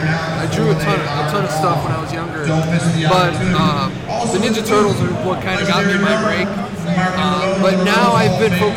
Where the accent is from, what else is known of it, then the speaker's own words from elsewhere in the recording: Rochester, New York, United States; I'm from Rochester